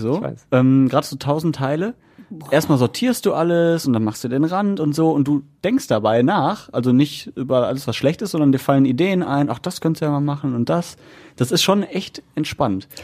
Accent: Margarethenhöhe, North Rhine-Westphalia, Germany; weil es ja so meine Heimat ist

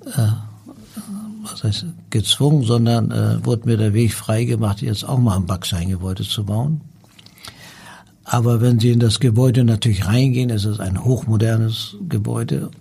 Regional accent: Hamburg, Germany; also born or lived in Tehran, Iran; hier bin ich aufgewachsen

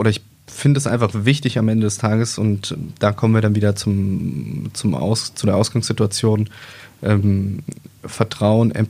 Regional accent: East Germany, Germany; now in Wolfsburg, Germany; ich bin halt ähm, im Osten geboren, bin da aufgewachsen, bin dann äh, nach dem Mauerfall sind wir relativ schnell in den Westen gekommen, sind nach Wolfsburg gezogen.

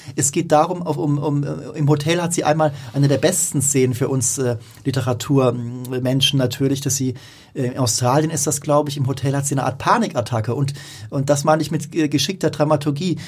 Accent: Baden-Württemberg, Germany; kommen wir ja auch aus der Gegend, aus der äh, Boris Becker und Steffi Graf äh, stammen

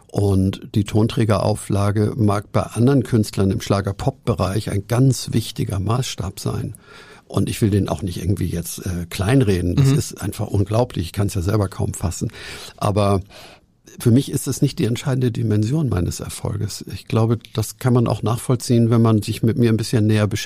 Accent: Hamburg, Germany; ich bin ja auch ein Hamburger.

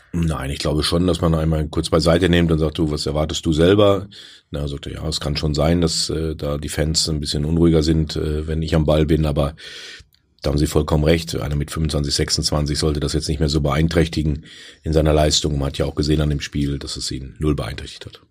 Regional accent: Soest, North Rhine-Westphalia, Germany; moved away as an adult; also born or lived in Paderborn / Leipzig; Ich wollte wieder zurück nach Soest in meine Heimat.

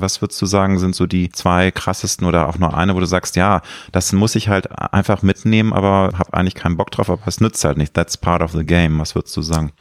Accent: Hamburg, Germany; ich bin ja Deutscher und ich bin Hamburger, ich liebe auch meine Heimatstadt

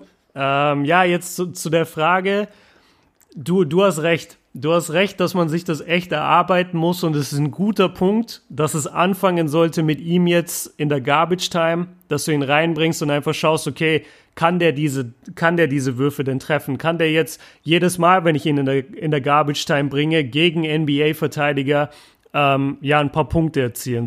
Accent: Germany; ich als Deutscher

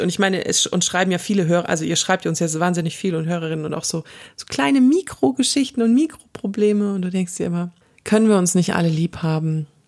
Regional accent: Southern Germany, Germany; Wir kommen beide aus Süddeutschland

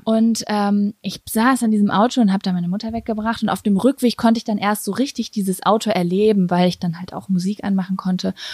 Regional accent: Lübbecke, North Rhine-Westphalia, Germany; moved away as an adult; in Lübbecke, in meiner Heimatstadt

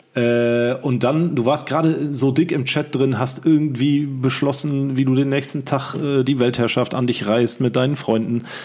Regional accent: Siegen, North Rhine-Westphalia, Germany; bei uns in Siegen

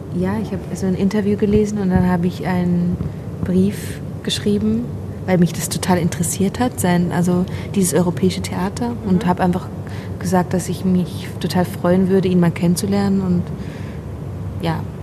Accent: Switzerland; accent: Swiss German; first language Swiss German; German is a second language; moved away; also born or lived in Basel; Also, also Deutsch ist ja nicht meine Muttersprache, ich bin Schweizerin, also Schweizerdeutsch

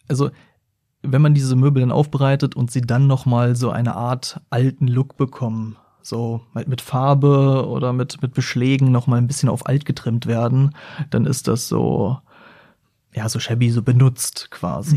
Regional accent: Hildesheim, Lower Saxony, Germany; also born or lived in Hanover; now in Braunschweig, Germany; Bin dann in Hildesheim aber groß geworden und bin dann von Hildesheim nach Braunschweig gezogen

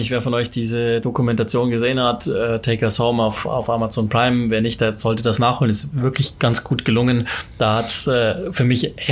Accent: Germany; Also wie gesagt, wir sind Deutsche.

